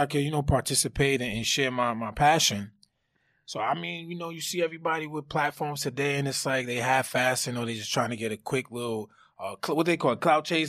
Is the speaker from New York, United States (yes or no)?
yes; New York City, New York, United States; also born or lived in Brooklyn; Brooklyn born, Queens raised